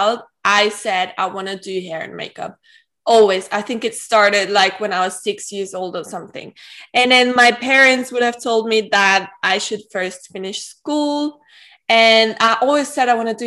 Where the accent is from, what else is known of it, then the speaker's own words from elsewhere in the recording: Austria; also born or lived in Manly, Australia; I grew up in Austria, and I live in Vienna at the moment, but I used to live in Australia as well